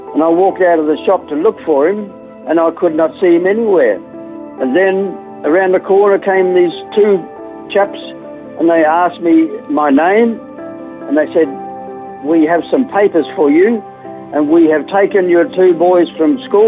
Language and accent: English; Melbourne, Victoria, Australia; also born or lived in West Gippsland / South Australia; now in Coober Pedy, Australia; Melbourne, and we lived in a few places after that, West Gippsland, and then we came to South Australia